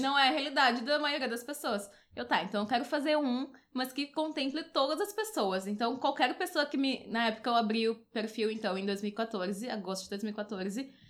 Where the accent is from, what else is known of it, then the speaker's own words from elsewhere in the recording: Porto Alegre, Rio Grande do Sul, Brazil; eu sou aqui de Porto Alegre